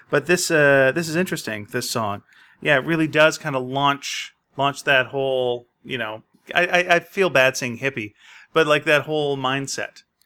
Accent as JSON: {"language": "English", "town": "Montreal", "region": "Quebec", "country": "Canada", "tie": "born or raised there", "said": "I was born in Montreal"}